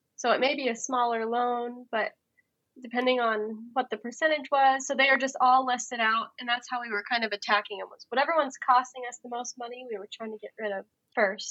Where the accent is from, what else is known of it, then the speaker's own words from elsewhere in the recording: Colorado, United States; now in Iowa, United States; I'm from Colorado originally